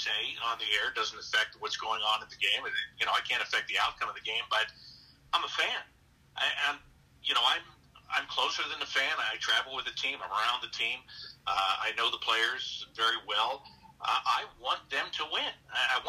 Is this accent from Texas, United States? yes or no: no; Pittsburgh, Pennsylvania, United States; now in Columbus, United States; I'm from the Pittsburgh area. You know, that's where I grew up